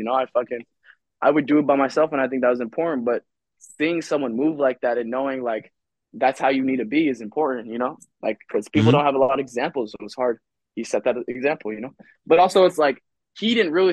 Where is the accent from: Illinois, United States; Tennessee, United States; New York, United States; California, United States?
Illinois, United States; moved away; I'm also from Illinois. I was born there.